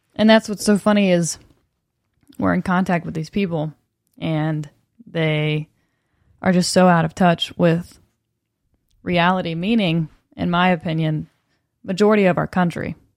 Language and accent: English; the South, United States; accent: Southern; now in Los Angeles, United States; I was Southern